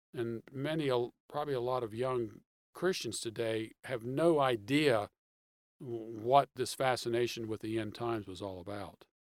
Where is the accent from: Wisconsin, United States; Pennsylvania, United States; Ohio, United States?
Pennsylvania, United States; Pittsburgh; moved away as an adult; also born or lived in Michigan; now in Atlanta, United States; I'm originally from Pittsburgh, Pennsylvania. I grew up in the suburbs of uh, Pittsburgh